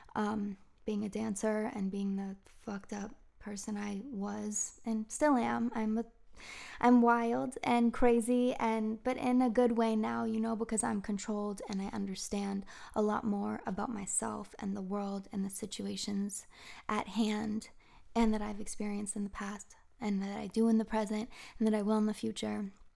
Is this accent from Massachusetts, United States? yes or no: yes; Marblehead, Massachusetts, United States; moved away as an adult; also born or lived in Beverly, Massachusetts / San Diego, California; I grew up in Marblehead